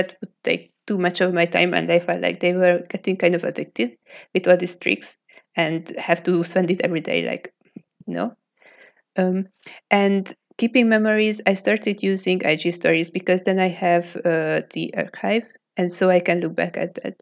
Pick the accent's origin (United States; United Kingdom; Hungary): Hungary; from Hungary